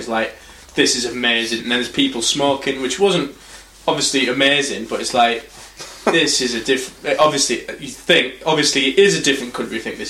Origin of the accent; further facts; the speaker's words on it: England, United Kingdom; I was like, I'm from England.